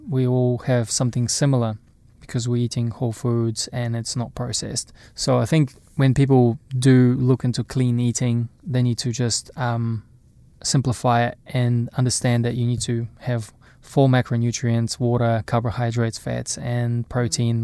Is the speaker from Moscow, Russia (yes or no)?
no; Irkutsk, Irkutsk Oblast, Russia; also born or lived in Napier, New Zealand / Auckland, New Zealand; now in New Zealand; growing up in Russia, playing sports